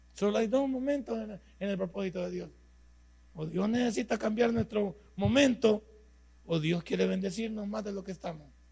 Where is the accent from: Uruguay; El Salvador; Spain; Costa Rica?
El Salvador; somos los salvadoreños